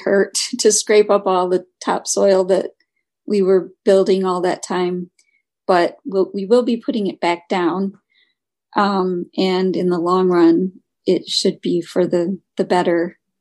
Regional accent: Michigan, United States; moved away; I'm originally from Michigan

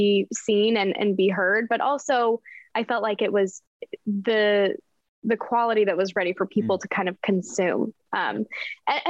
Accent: Denver, Colorado, United States; moved away as an adult; also born or lived in Lehi, Utah; now in Los Angeles, United States; I grew up in Denver. I lived in Utah for a little bit and then moved here

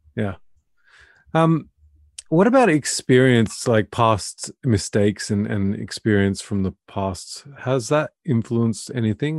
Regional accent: Australia; moved away as an adult; now in Norway; I'm Australian and I'm living in Norway of all places

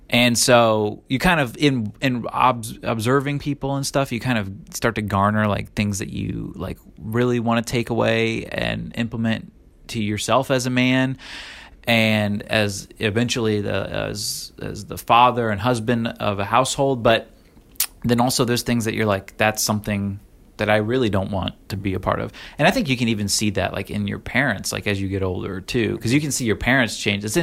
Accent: Illinois, United States; also born or lived in Florida / Oregon; now in Virginia, United States; I grew up in Florida, Illinois, Oregon, and now Virginia

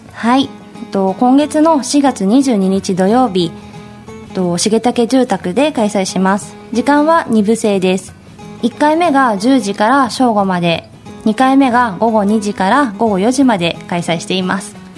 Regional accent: Nakanojō, Gunma, Japan; moved away as an adult; also born or lived in Ōme, Tokyo; now in Tamamura, Japan; 出身は群馬県の中之条町です

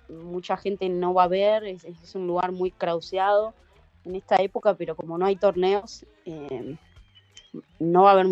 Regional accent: Argentina; Pero también, ojo, tampoco se crean que es, tan fácil caer como argentinos en patota.

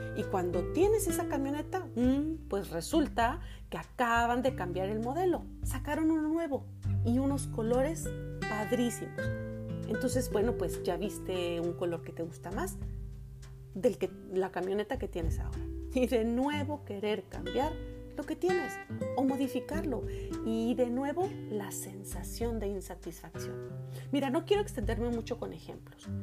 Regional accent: Monterrey, Nuevo León, Mexico; now in Canada; en mi ciudad de origen, Monterrey

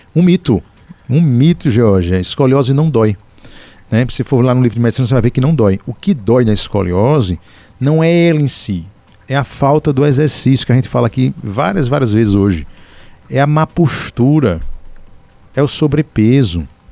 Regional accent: Paraíba, Brazil; lá na minha terra, na Paraíba

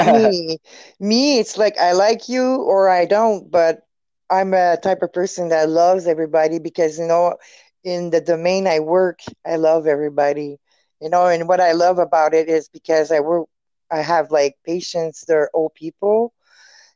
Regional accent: Quebec City, Quebec, Canada; accent: French; English is a second language; I'm French too

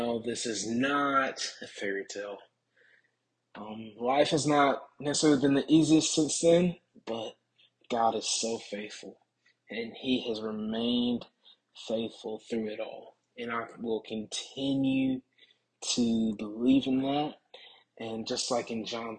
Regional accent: Tuscaloosa, Alabama, United States; I'm from Tuscaloosa, Alabama

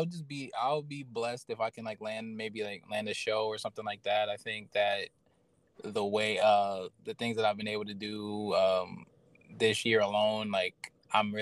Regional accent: New York City, New York, United States; moved away; also born or lived in Brooklyn / Pennsylvania / Atlanta; I was born in Manhattan, lived in Brooklyn, and then lived in Pennsylvania

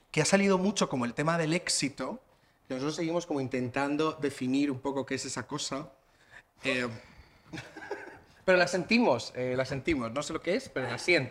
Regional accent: Region of Murcia, Spain; now in Madrid, Spain; Yo tengo entorno en Lorca, yo soy de Murcia

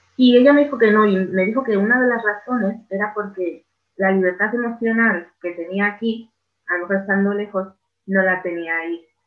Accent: Spain; yo soy española

